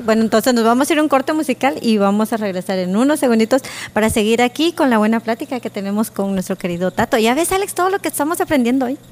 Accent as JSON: {"language": "Spanish", "country": "Guatemala", "said": "como buena chapina"}